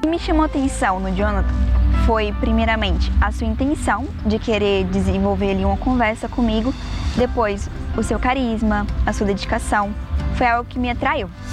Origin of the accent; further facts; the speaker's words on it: Catalão, Goiás, Brazil; tem 19 anos e sou de Catalão, Goiás.